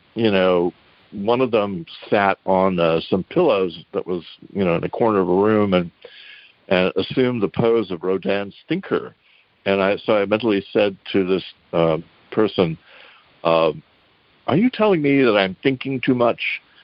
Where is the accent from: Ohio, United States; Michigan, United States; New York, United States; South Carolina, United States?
New York, United States; New Rochelle; moved away; also born or lived in Texas / San Antonio; told her I'd grown up in New Rochelle.